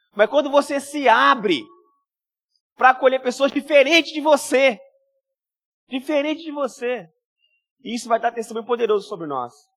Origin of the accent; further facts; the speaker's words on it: Minas Gerais, Brazil; now in Espírito Santo, Brazil; eu sou mineiro